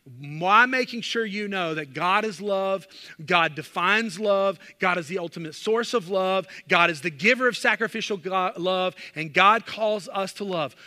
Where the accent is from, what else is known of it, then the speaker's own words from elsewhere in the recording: the South, United States; growing up in the South